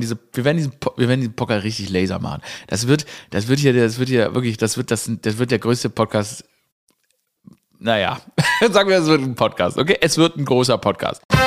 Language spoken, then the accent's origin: German; Stuttgart, Baden-Württemberg, Germany; ich bin ja in Stuttgart aufgewachsen